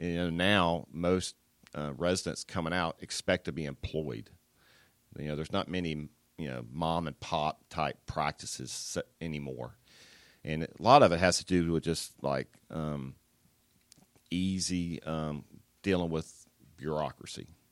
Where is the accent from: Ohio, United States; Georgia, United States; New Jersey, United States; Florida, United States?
Georgia, United States; Atlanta; I was born in Atlanta, so I grew up in the south side of Atlanta